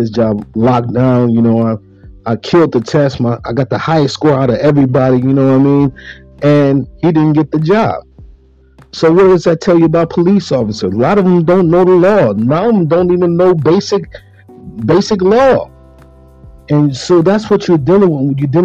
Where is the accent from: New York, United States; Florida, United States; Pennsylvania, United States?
New York, United States; Buffalo; growing up in Buffalo, New York